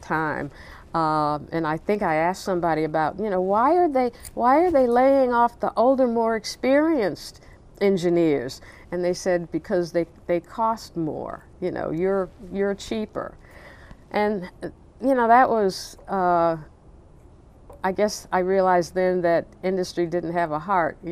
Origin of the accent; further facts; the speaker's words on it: Nashville, Tennessee, United States; moved away as an adult; now in Baltimore, United States; Growing up in Nashville